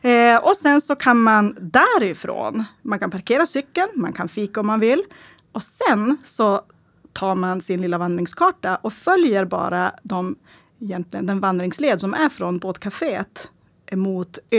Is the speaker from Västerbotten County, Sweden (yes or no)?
yes; Stackrönnan, Västerbotten County, Sweden; första som jag egentligen vill prata om det är egentligen från min hemby Stackrönnan. Eh, och Stackrönnan är ju bara ungefär 9 kilometer från Skellefteå centrum.